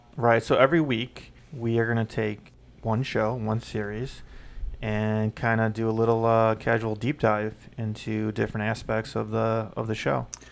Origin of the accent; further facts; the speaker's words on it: Chicago, Illinois, United States; We're both from Chicago.